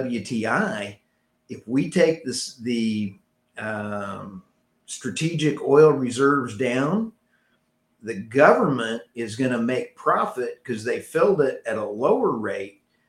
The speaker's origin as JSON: {"language": "English", "region": "Texas", "country": "United States", "said": "I'm from Texas with an OSU background"}